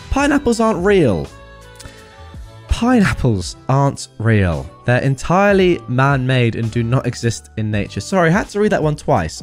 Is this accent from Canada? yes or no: no; England, United Kingdom; I'm English